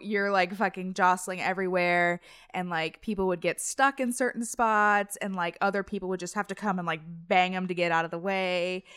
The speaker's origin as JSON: {"language": "English", "town": "Cincinnati", "region": "Ohio", "country": "United States", "said": "I'm from Cincinnati, and in Cincinnati, there's Kings Island"}